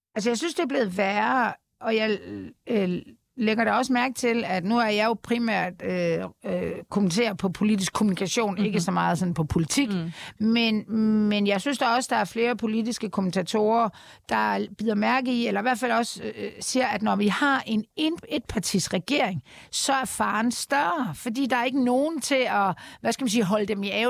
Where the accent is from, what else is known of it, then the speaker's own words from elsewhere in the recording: Denmark; vi som danskere